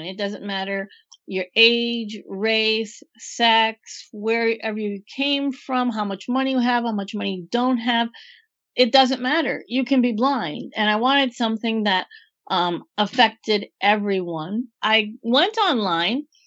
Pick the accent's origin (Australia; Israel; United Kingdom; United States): United States; Green Bay, Wisconsin; moved away as an adult; also born or lived in Miami; I was born and raised in Green Bay, Wisconsin with the Packers